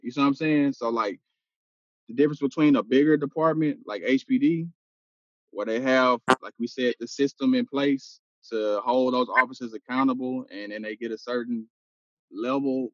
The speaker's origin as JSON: {"language": "English", "town": "Houston", "region": "Texas", "country": "United States", "tie": "born or raised there", "said": "am from Houston, man. I grew up in Studio Wood"}